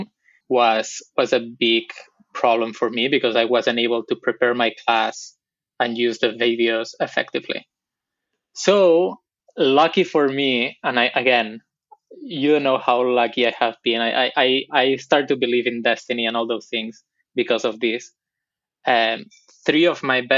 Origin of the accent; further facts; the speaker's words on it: Barcelona, Catalonia, Spain; accent: Barcelona; English is a second language; also born or lived in Buenos Aires, Argentina; my accent is from Barcelona, so let me get that out of the way. I'm from Spain. That's where I grew up